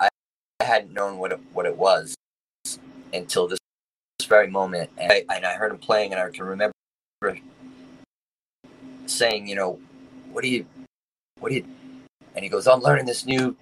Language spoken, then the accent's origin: English; Dix Hills, New York, United States; I grew up in Long Island, Dix Hills, New York